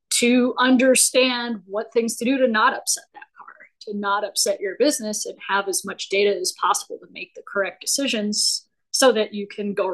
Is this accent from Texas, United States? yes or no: no; Colorado, United States; native of Colorado.